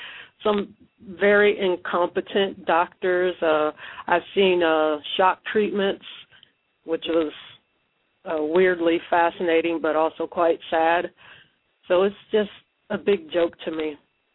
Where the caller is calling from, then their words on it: Ohio, United States; from Ohio.